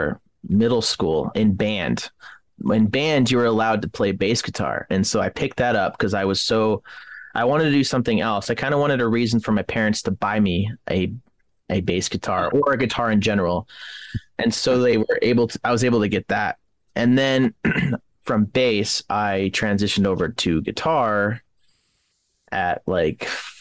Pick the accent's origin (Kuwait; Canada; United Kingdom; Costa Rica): Canada; now in United States; I'm Canadian myself. I was born in Canada along with my brothers and my mom and my dad, but we were able to get American citizenship here, but all of my family lives in Canada